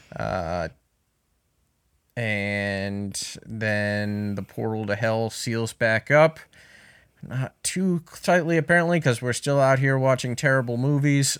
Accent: Burrillville, Rhode Island, United States; my hometown of Barrowville, Rhode Island, specifically Harrisville.

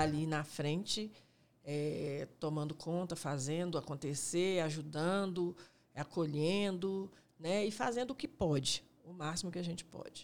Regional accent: Belo Horizonte, Minas Gerais, Brazil; eu sou da Vila Cafezal

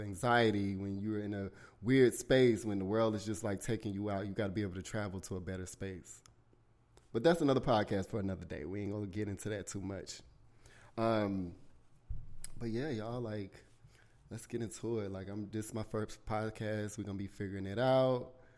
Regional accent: South Carolina, United States; born or raised there

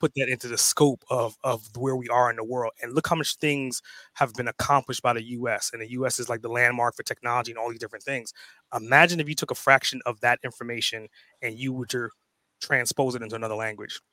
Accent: New York, United States; also born or lived in Trinidad and Tobago; now in Atlanta, United States; I was born in, in Trinidad and Tobago. I grew up in New York, way of Atlanta right now

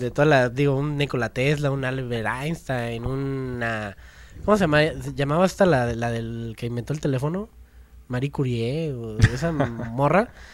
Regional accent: Mexico; nosotros como mexicanos

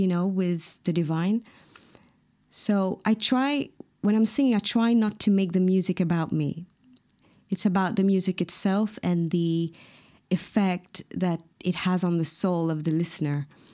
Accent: Mauritius; first language Mauritian Creole; English is a second language; moved away; my mother tongue, the Mauritian Creole

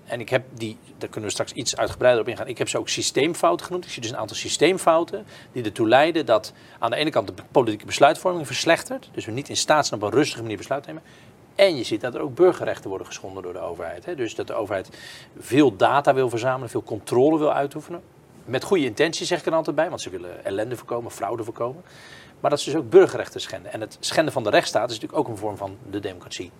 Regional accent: Kloetinge, Zeeland, Netherlands; Ik ben opgegroeid in Kloetingen, een heel klein dorpje in de buurt van Goes

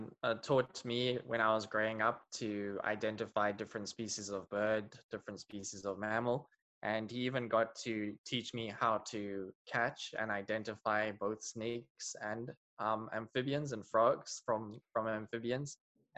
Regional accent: Eswatini; also born or lived in South Africa; now in United States; I was born in South Africa, but I was raised in Eswatini, and I actually grew up on a national park

